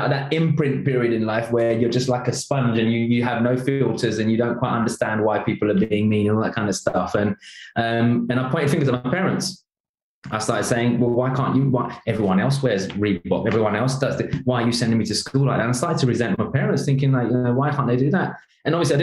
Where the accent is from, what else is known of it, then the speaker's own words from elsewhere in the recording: London, United Kingdom; I grew up in East London in a very rough neighborhood